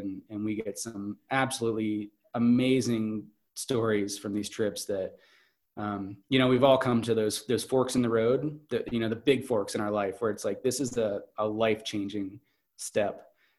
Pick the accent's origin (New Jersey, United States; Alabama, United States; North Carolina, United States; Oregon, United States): North Carolina, United States; It's, I'm from North Carolina and I'm going to go on this expedition to Alaska.